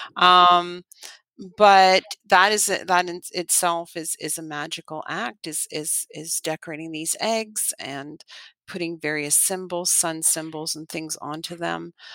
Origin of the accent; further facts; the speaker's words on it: Canada; moved away; I'm Canadian